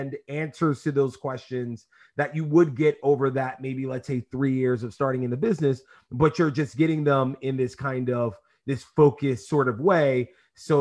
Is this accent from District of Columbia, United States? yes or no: no; New York City, New York, United States; I grew up in East New York